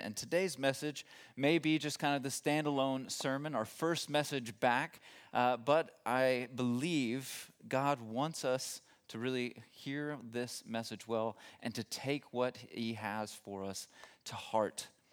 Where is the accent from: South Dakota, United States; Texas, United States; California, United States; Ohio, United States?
Texas, United States; moved away as an adult; now in Germany; I'm not originally from Germany, from Texas originally